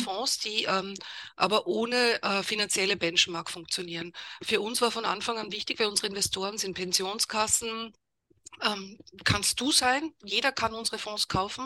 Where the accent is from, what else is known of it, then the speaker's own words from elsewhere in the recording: Vienna, Austria; moved away as an adult; also born or lived in Germany / England; Also ich bin Wienerin, also komme aus Österreich, habe dort auch studiert